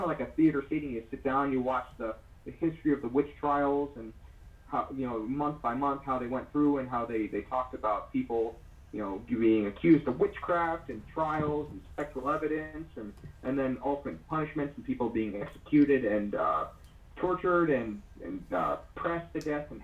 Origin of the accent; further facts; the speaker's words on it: Las Vegas, Nevada, United States; so I live in a desert, I'm from Las Vegas.